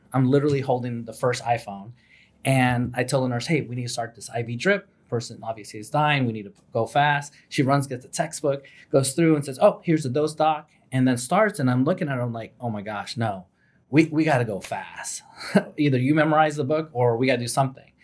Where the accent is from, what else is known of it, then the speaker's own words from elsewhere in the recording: New York City, New York, United States; I'm from New York City